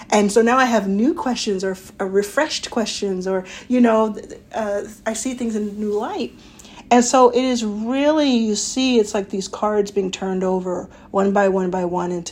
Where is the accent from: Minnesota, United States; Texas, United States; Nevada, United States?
Texas, United States; Dallas; Dallas, Texas, my hometown